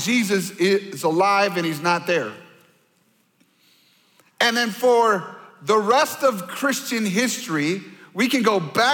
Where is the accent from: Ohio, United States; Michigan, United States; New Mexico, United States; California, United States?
Michigan, United States; now in Minnesota, United States; I grew up mostly in Michigan, so I'm a Michigan Wolverine fan